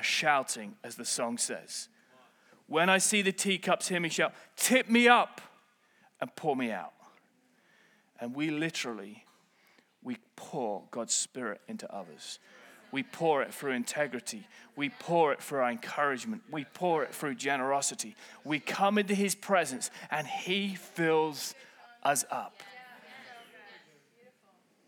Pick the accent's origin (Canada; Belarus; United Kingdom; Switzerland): United Kingdom; I'm British